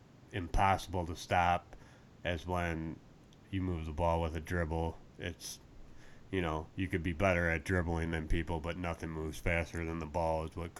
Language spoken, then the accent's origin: English; Northwest Indiana, United States; People who are from my area are known as region rats. We're from the Gary, Maryville, East Chicago, Indiana.